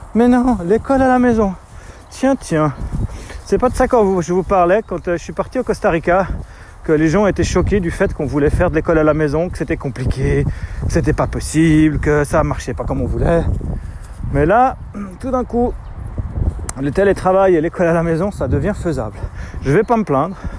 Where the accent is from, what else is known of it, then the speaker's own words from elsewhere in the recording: Switzerland; chez nous en Suisse